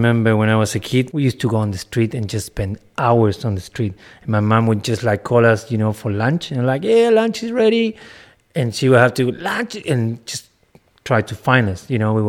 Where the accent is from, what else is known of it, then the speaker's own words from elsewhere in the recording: Chile; English is a second language; Where are you from? Ah, yeah, I'm from Chile.